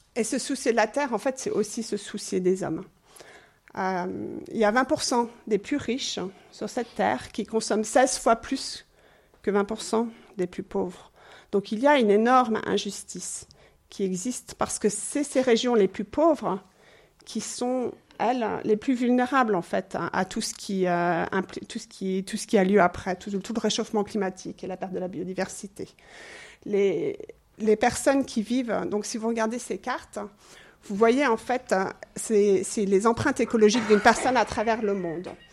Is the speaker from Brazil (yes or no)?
no; England, United Kingdom; now in Switzerland; je suis anglaise d'origine